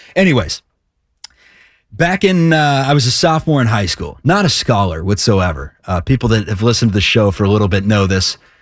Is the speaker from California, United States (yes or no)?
no; Cincinnati, Ohio, United States; I am from Cincy